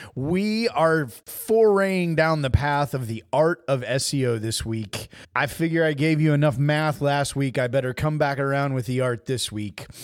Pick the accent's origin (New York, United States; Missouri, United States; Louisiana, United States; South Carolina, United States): Missouri, United States; Southwest; I grew up in Southwest Missouri